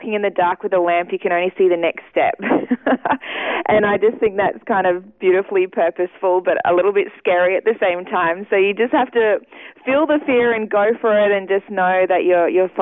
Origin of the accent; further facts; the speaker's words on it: Ipswich, Queensland, Australia; moved away as an adult; now in Sydney, Australia; I did grow up first 20 years in Ipswich and all my family is still there